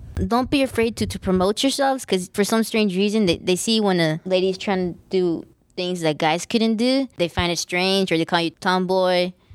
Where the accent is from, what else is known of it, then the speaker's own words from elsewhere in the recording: Los Angeles, California, United States; I'm from Lincoln Heights. We're from East L A. We're proud that we came from the projects